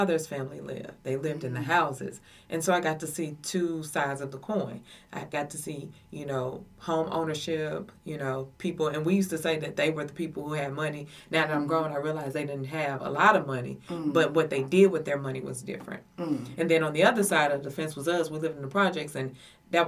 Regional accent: Madison, United States; I grew up in Madison for the latter part of my years. Went to school there

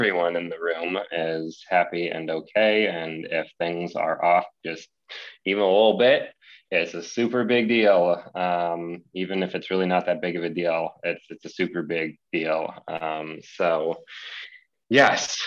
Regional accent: Columbus, Ohio, United States; I am from Columbus, Ohio, right here in the Midwest.

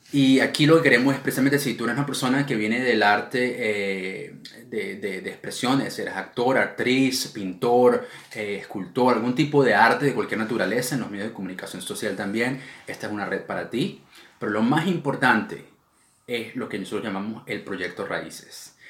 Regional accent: Venezuela; now in United Kingdom; nosotros como comunidad venezolana

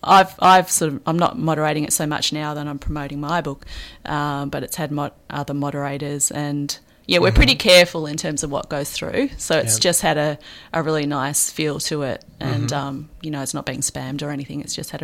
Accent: Melbourne, Victoria, Australia; also born or lived in Sydney, Australia; I mean, I come from Melbourne originally. I've moved around a lot, but I was 12 years in Sydney before I came here

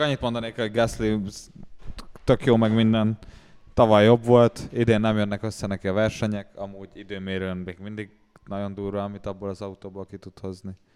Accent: Dunakeszi, Pest, Hungary; Dunakeszin, Dunakeszin nőttem fel

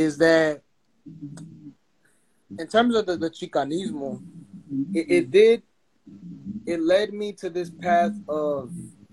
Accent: East Coast, United States; I'm a kid from the East Coast

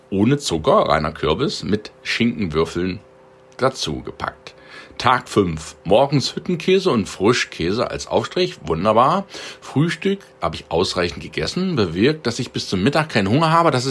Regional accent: Halle, Saxony-Anhalt, Germany; born there; Und Sohl, Eier und Schlagwurst in meiner Geburtsstadt, das ist Halle Saale, bei den Haloren.

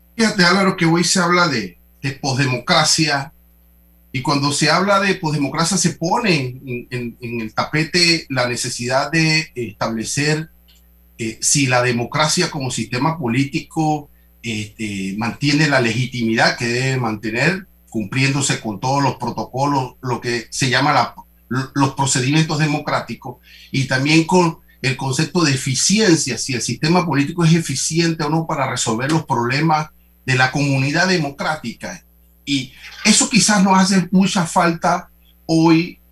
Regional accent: Panama; tenemos que debatir esto como panameños

